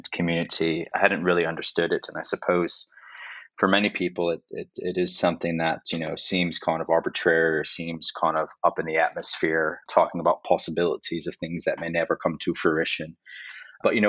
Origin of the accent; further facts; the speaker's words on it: Chicago, Illinois, United States; My more relevant experience starts in my hometown of Chicago at the CME